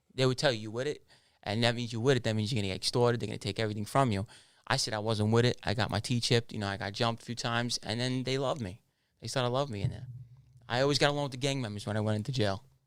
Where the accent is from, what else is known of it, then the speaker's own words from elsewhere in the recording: New York City, New York, United States; also born or lived in Canarsie, Brooklyn / Ozone Park, Queens / Howard Beach, Queens; I was born in Canarsie, Brooklyn. Uh, I moved out of Canarsie when I was about eight to ten years old. I moved over to Oslum Park, Queens, and then over to Howard Beach, Queens